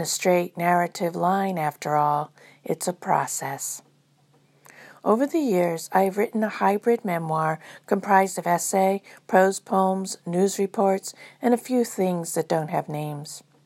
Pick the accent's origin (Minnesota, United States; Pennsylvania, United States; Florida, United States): Florida, United States; Space Coast; growing up on Space Coast, Florida, during the fifties and sixties.